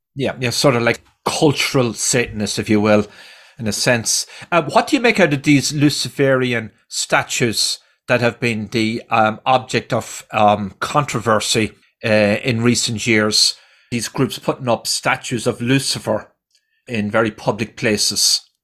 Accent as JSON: {"language": "English", "country": "Ireland", "tie": "born or raised there", "moved": "yes", "said": "I grew up in Ireland"}